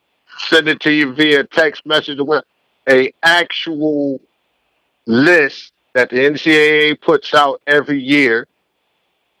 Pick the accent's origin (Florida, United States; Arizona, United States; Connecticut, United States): Connecticut, United States; New Haven; moved away; when I grew up in New Haven, there was only three high schools